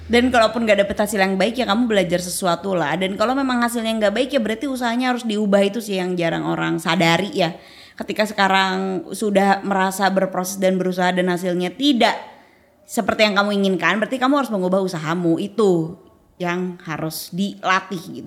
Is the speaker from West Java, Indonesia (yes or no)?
yes; Bandung, West Java, Indonesia; moved away as an adult; now in Jakarta, Indonesia; sebagai orang Bandung